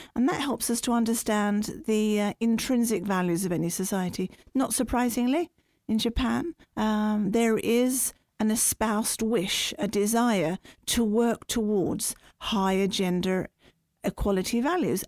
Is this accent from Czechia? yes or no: no; United Kingdom; now in Norway; as a British person